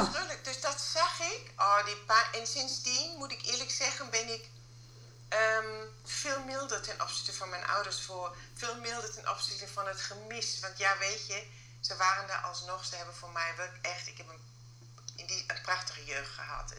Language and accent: Dutch; Germany; accent: German; Dutch is a second language; moved away as an adult; now in Netherlands; Ook met mijn Duitse paspoort, ook met mijn Duits accent